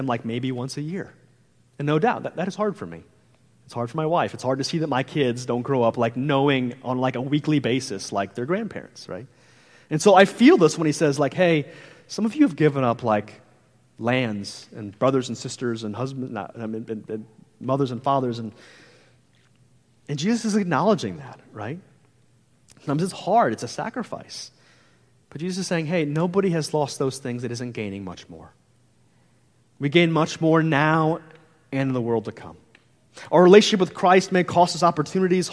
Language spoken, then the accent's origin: English; St. Louis, Missouri, United States; moved away as an adult; I'm from the Midwest, I'm from around the St. Louis area, and me and my wife, we were just like, hey, all of our family is there. Me and my wife went to high school together